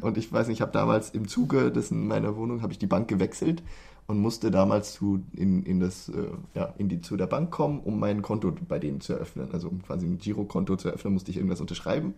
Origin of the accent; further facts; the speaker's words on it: Germany; moved away as an adult; now in Sweden; als, als Deutscher wie wir